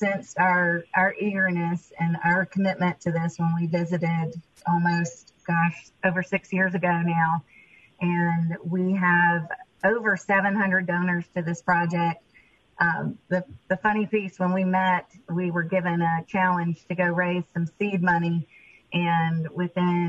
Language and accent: English; Meridian, Mississippi, United States; moved away; I am from Meridian and grew up here, but moved back about 8 years ago now